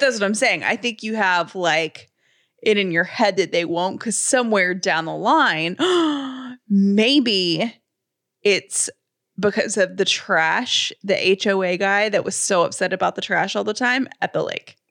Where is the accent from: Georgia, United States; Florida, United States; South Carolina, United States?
Georgia, United States; Atlanta; I grew up in City of Atlanta garbage.